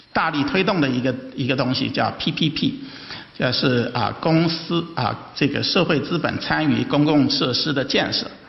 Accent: China; 我有幸呢是，呃，代表中国的，呃，这个学者参加那个专家组

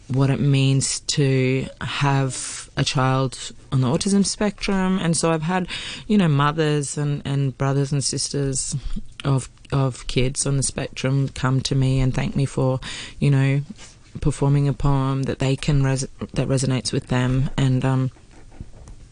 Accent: Australia; first language English

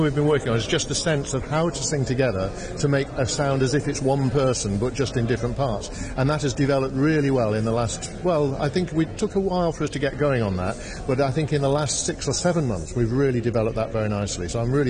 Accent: Manchester, North West England, United Kingdom; accent: a little bit Northern; also born or lived in Liverpool; I was born in Liverpool, but moved when I was 2 to Manchester, and most of my life was spent in Manchester. My father came from Bristol area, my mother from North Newcastle. So between them, they gave my brother and me a sort of mixture of accents

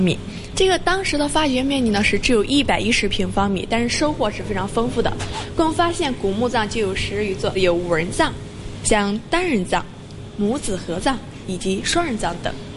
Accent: Bozhou, Anhui, China; 在我们家乡是留下了灿烂的三国殿画

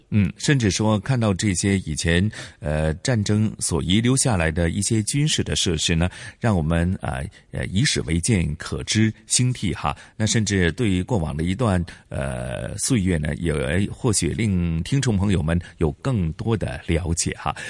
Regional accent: Hong Kong; 我们香港人

